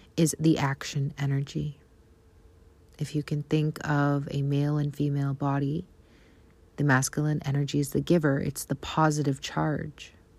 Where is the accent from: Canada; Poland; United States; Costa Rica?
Canada; accent: Canadian; my Canadian accent